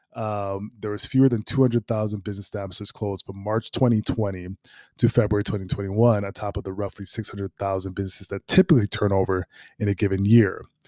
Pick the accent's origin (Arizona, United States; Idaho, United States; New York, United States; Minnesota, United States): Minnesota, United States; Minneapolis; moved away; I'm from Minneapolis